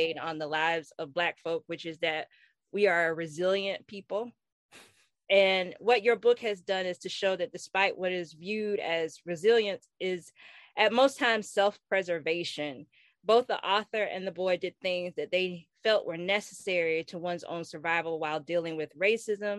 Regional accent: Florida, United States; we're from Florida, and especially for me being Black in the South

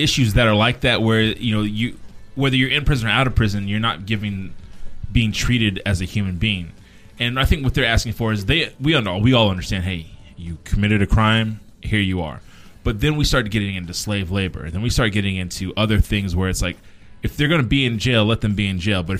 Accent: United States; As an American citizen, if I know you're coming out, while you're in there, I want you really, really working on yourself

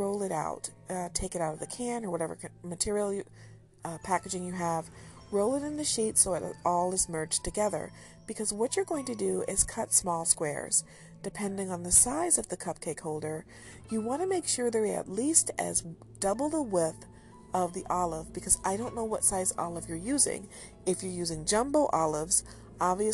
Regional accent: United States; I'm an American.

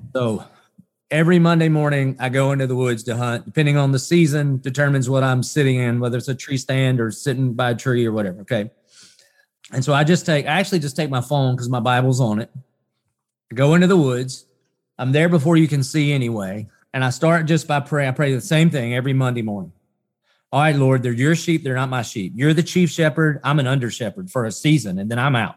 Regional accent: the South, United States; growing up in the South, I'd heard of Jesus, and I would have said I was a Christian just 'cause I was Southern and I was American

